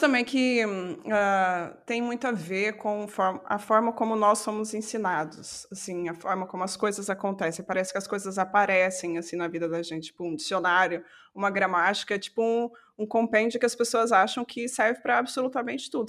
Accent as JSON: {"language": "Portuguese", "region": "south of Minas Gerais", "country": "Brazil", "accent": "caipira", "moved": "as an adult", "lives_now": "Portugal", "said": "sou mineira, sou do sul de Minas"}